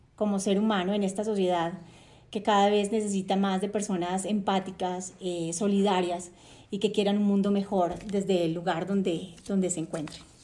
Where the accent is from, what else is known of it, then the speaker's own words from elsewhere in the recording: Cartagena, Bolívar, Colombia; Nací en Cartagena de Indias, Colombia, Em, crecí rodeada de una brisa caribeña deliciosa